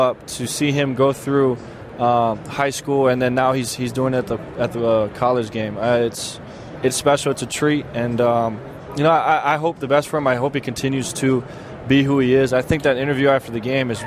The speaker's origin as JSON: {"language": "English", "region": "Hawaii", "country": "United States", "tie": "born or raised there", "moved": "yes", "said": "growing up in Hawaii"}